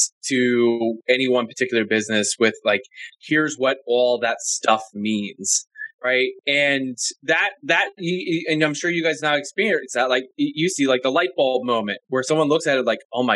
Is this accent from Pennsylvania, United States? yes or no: yes; Philadelphia, Pennsylvania, United States; also born or lived in the South; now in Northwest, United States; I'm originally from the Northwest or Northeast, excuse me, Philly